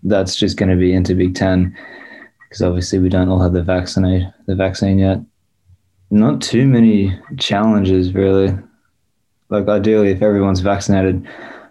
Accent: Australia; moved away as an adult; now in Madison, United States; from Australia

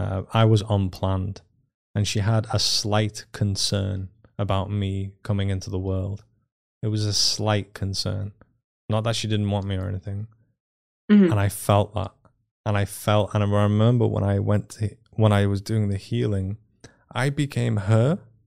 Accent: Iran; born there; Whilst in my mother's womb, I was born in 85 in Iran

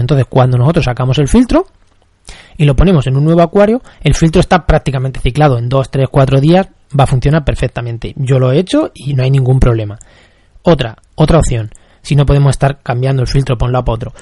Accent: Castilla-La Mancha, Spain; yo soy de La Mancha

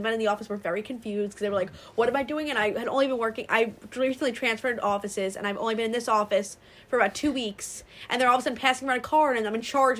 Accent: Long Island, New York, United States; We're from Long Island.

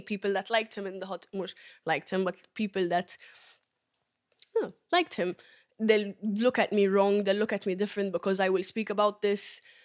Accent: Malta; also born or lived in Ethiopia; originally Ethiopian, but I was raised here in Malta.

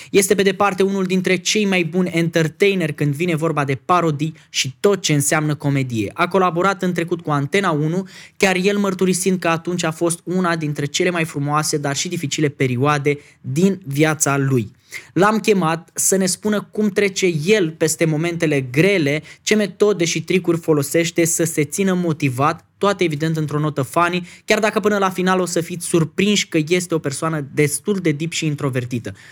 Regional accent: Vaslui, Vaslui County, Romania; Eu sunt din Vaslui din oraș

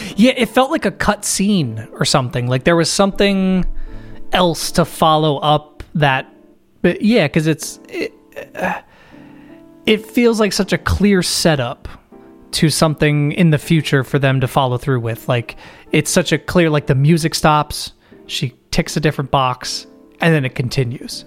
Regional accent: United States; I'm American

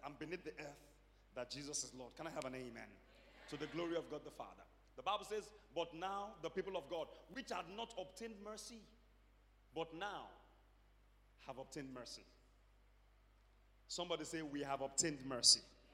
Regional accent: Nigeria

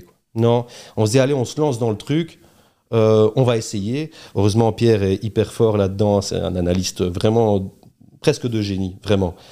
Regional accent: Charleroi, Wallonia, Belgium; also born or lived in Beaumont / Fleurus / Brussels; on est Carolo

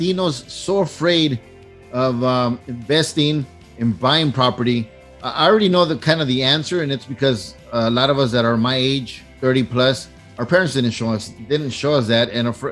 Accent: Huntington Park, California, United States; I grew up in Huntington Park

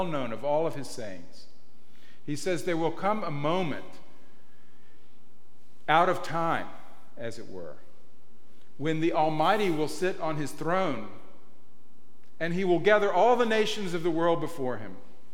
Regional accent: the American South, United States; now in Marin, United States; I'm from the American South

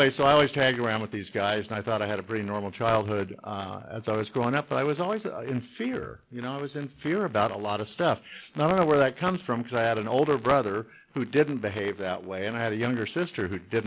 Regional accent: Long Beach, California, United States; I was born and raised in Long Beach

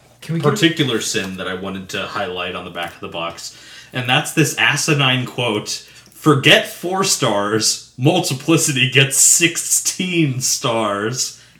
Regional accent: Midwest, United States; I'm from the Midwest.

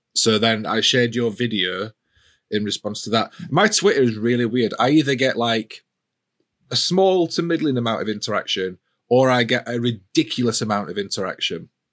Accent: Yorkshire and the Humber, United Kingdom; as a Yorkshireman

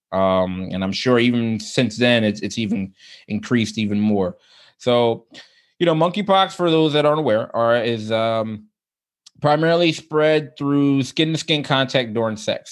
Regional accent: United States; I can only speak as an American

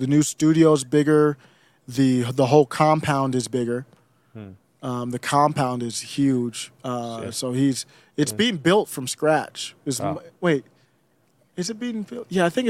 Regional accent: Cleveland, Ohio, United States; also born or lived in Michigan / Minnesota; now in Colorado, United States; I'm from Cleveland, been in Michigan, Minnesota. Cleveland's the worst with the snow, lake effect, but I'm in Colorado now.

